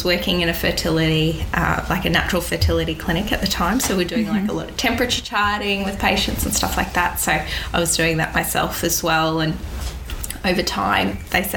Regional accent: Cairns, Queensland, Australia; now in Gold Coast, Australia; I was born in Cairns, born and bred up there, and then moved to the Gold Coast to study naturopathy back in 2002

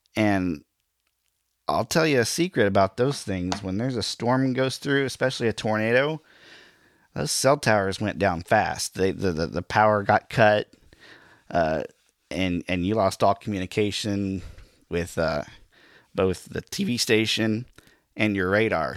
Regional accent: Miami, Oklahoma, United States; moved away; also born or lived in Joplin, Missouri; I am from Northeast Oklahoma, the Miami, Oklahoma area

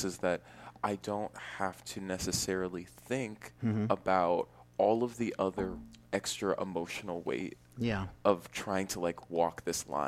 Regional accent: Walnut Creek, California, United States; also born or lived in Connecticut / New York; I was born in Walnut Creek, California

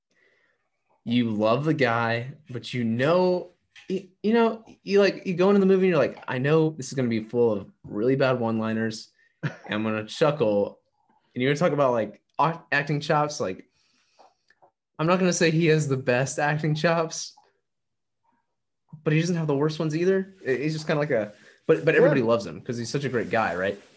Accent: Kingwood, Texas, United States; also born or lived in Arizona; now in Austin, United States; I grew up in a little town called Kingwood, Texas, which is the northeast side of Houston

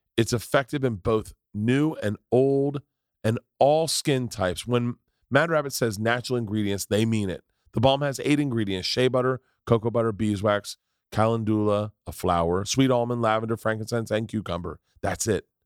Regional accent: Florida, United States; I grew up in Florida.

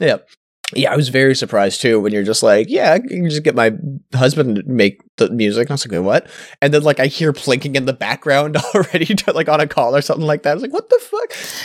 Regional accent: Canada; I'm Canadian

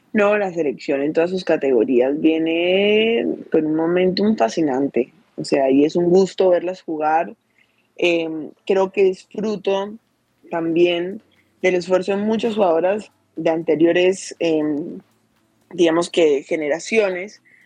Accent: Cali, Valle del Cauca, Colombia; desde por aquí, desde mi tierrita, desde Cali.

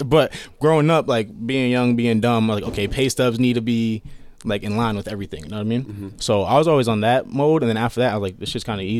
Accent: California, United States; born there; I got family in California. I was born in California, so.

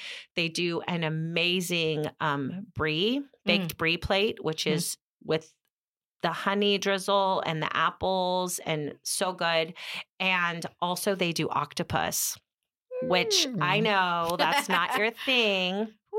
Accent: Oakdale, California, United States; born or raised there

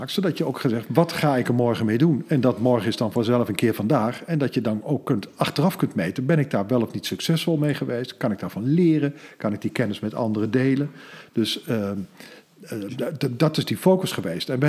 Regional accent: Lochem, Gelderland, Netherlands; moved away; also born or lived in Amsterdam; Ik ben geboren in Lochem

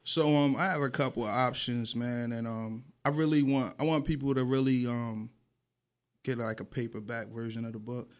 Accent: Atlantic City, New Jersey, United States; moved away as an adult; also born or lived in Beverly Hills; I'm from Pitney

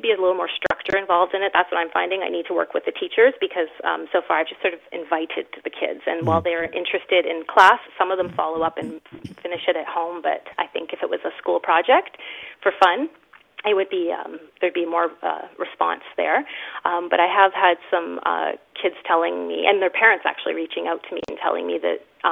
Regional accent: Thunder Bay, Ontario, Canada; I'm from Thunder Bay, Ontario.

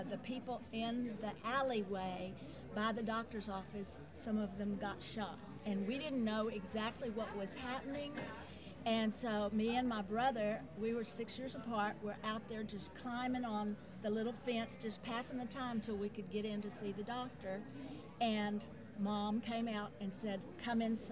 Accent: Austin, Texas, United States; I grew up right up the street from Barton Springs

